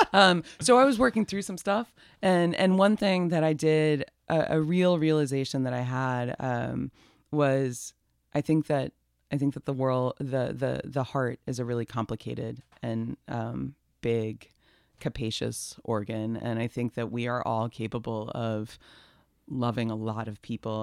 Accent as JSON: {"language": "English", "town": "Atlanta", "region": "Georgia", "country": "United States", "tie": "born or raised there", "said": "I'm from Atlanta. I was born there, raised there"}